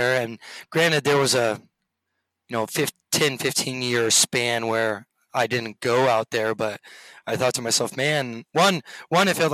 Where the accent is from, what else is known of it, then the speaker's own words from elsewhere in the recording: Sacramento, California, United States; moved away as an adult; also born or lived in Europe; I grew up in the Sacramento area